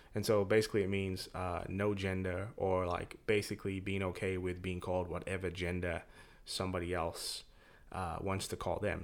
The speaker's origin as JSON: {"language": "English", "region": "England", "country": "United Kingdom", "moved": "yes", "said": "I'm from England. We're naturally a little bit more stoic"}